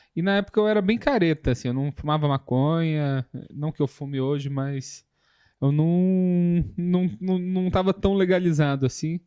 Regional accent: São João del-Rei, Minas Gerais, Brazil; moved away; also born or lived in Viçosa / Belo Horizonte; eu basicamente nasci em Viçosa, morei um pouco em BH, saí de Viçosa, voltei para Viçosa e dos 10 aos 18 anos eu morei em São João del Rei. Então é a cidade que eu me considero é, meu lar

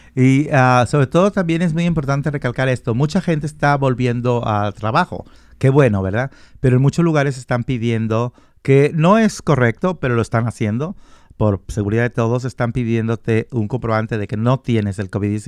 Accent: Guadalajara, Jalisco, Mexico; moved away; also born or lived in Colima; yo nací en Colima, pero me crié en Guadalajara.

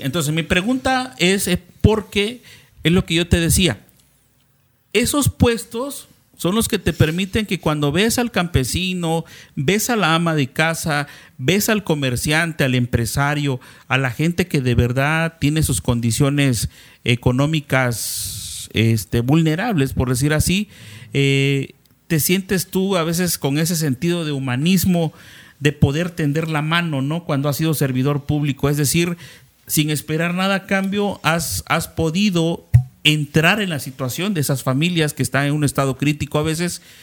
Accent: Cintalapa, Chiapas, Mexico; nosotros somos de Cintalapa

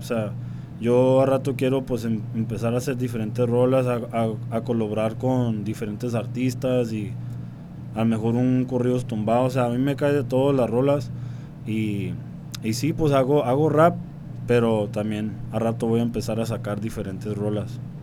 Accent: Tucson, Arizona, United States; first language English; Spanish is a second language; moved away as an adult; also born or lived in Las Cruces, New Mexico; now in Mexicali, Mexico; Originalmente yo nací en Nuevo México, Las Cruces, pero desde bien morrío crecí en Tucson, Arizona

